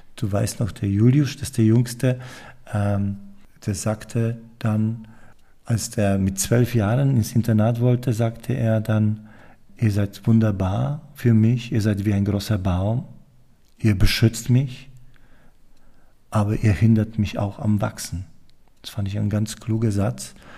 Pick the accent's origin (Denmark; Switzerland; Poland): Poland; moved away; ich komme aus Polen